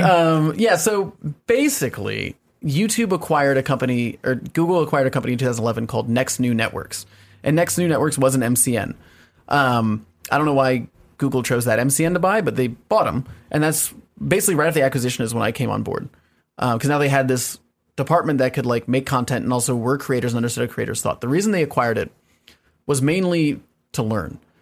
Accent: Evergreen, Colorado, United States; moved away as an adult; also born or lived in Washington D.C. / Virginia / Los Angeles; now in New York, United States; moved to Colorado and grew up in Colorado from like eight to eighteen

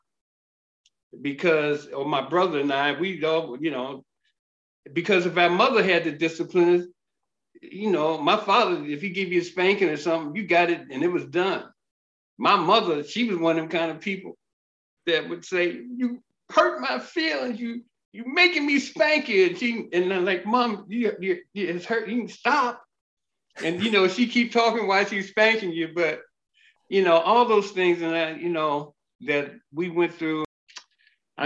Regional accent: Frederick, Maryland, United States; moved away as an adult; also born or lived in Miami; now in Minnesota, United States; I grew up in a small town. At the time, it was a small town, Frederick, Maryland, very wonderful town.

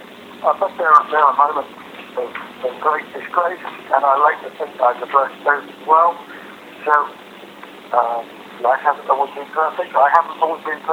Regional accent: London, United Kingdom; also born or lived in Vancouver, Canada; being a kid in the Pimlico in London in the late 1950s

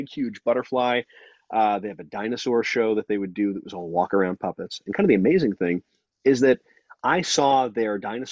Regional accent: Long Island, New York, United States

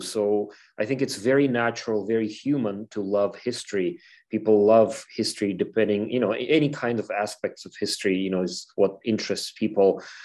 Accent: Ukraine; moved away; I'm from Ukraine

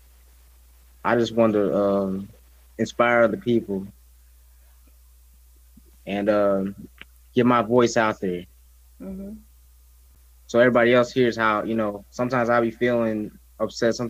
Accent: St. Louis, Missouri, United States; I'm from St. Louis

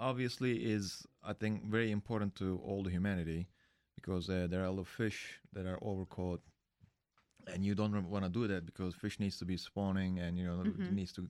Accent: Istanbul, Turkey; now in United States; I'm from Istanbul.

